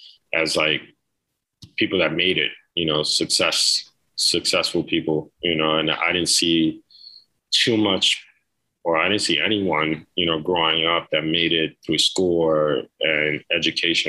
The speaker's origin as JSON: {"language": "English", "town": "New York City", "region": "New York", "country": "United States", "tie": "born or raised there", "said": "born and raised in the Lower East Side of New York City"}